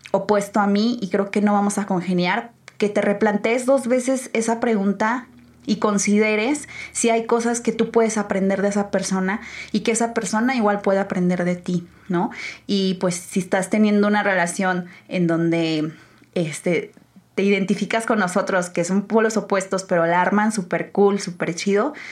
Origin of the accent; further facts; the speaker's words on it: San Luis Potosí, Mexico; now in Guadalajara, Mexico; yo llegué de San Luis con una mentalidad demasiado cerrada. O sea, se los juro que venir a Guadalajara a mí me abrió los ojos en muchísimos aspectos